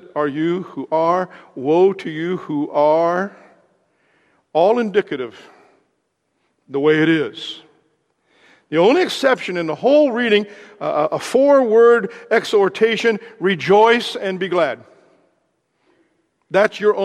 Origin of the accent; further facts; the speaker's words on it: Southern Indiana, United States; I'm from Southern Indiana